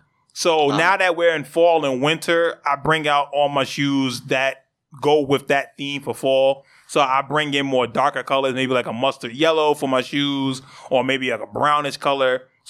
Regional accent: New York City, New York, United States; So we're from the Bronx.

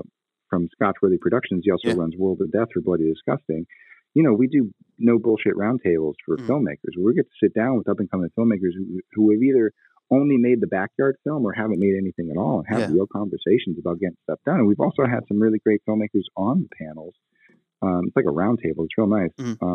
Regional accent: New England, United States; I'll talk. You want to talk crap? Like, I'm from New England.

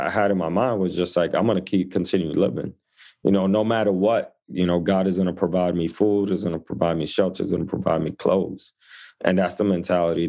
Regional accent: New York City, New York, United States; I grew up in the Lower East Side of New York City. So my mom immigrated from the Dominican Republic, pregnant with me, and we came to this neighborhood

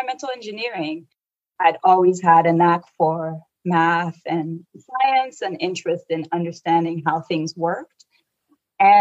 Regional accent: Abidjan, Côte d’Ivoire; now in California, United States; I was raised in the Ivory Coast, Côte d'Ivoire

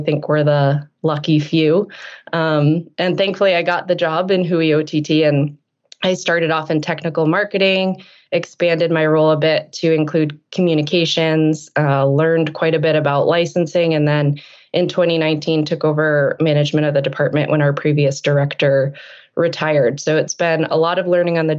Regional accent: New England, United States; I grew up in New England

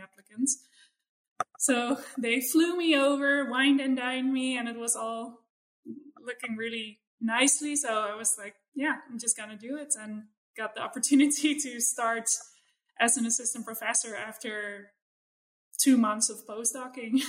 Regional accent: Netherlands; moved away; I grew up in in the Netherlands, but sort of in suburbia

